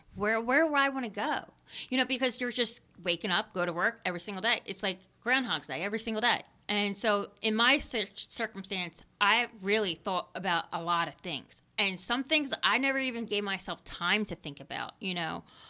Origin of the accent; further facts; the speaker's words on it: Philadelphia, Pennsylvania, United States; I grew up living in Kensington